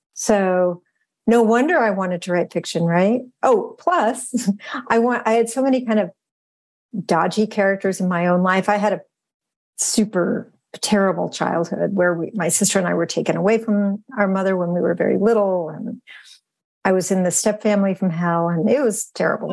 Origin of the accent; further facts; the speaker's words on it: Western Massachusetts, United States; growing up in Western Massachusetts.